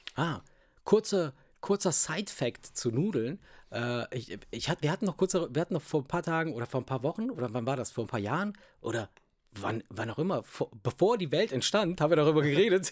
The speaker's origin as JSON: {"language": "German", "country": "Italy"}